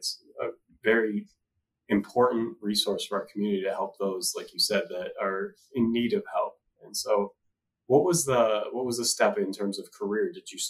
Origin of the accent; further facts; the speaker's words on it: Darien, Illinois, United States; I grew up in Darien, right down the street.